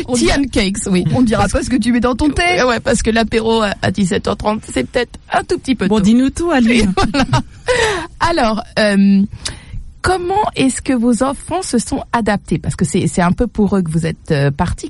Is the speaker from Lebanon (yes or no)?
no; Paris, Île-de-France, France; moved away as an adult; also born or lived in Saint-Augustin, Charente-Maritime; now in England; Je suis née à Paris. J'ai fait euh, toute mon adolescence à Paris.